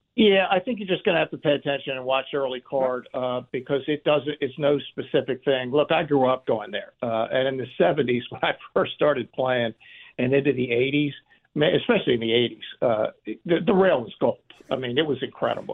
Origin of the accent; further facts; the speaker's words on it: Baltimore, Maryland, United States; my hometown